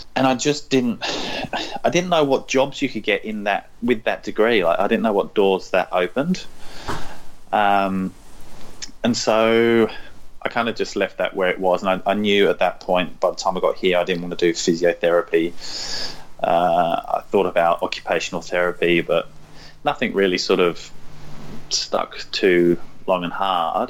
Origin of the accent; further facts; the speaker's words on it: London, United Kingdom; moved away as an adult; also born or lived in Norfolk; now in Australia; So I was born in London, uh, I was there for a number of years, and then kind of we got further and further away from London, but still sort of in and around London.